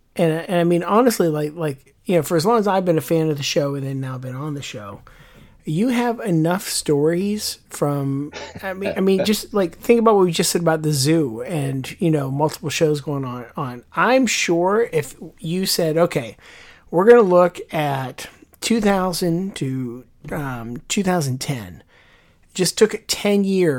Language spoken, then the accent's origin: English; Pittsburgh, Pennsylvania, United States; I am from the Pittsburgh area, and being born and raised in Western Pennsylvania